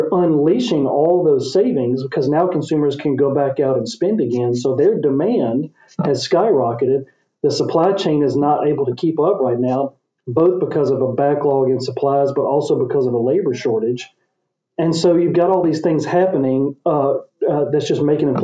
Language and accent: English; Memphis, Tennessee, United States; here in my hometown of Memphis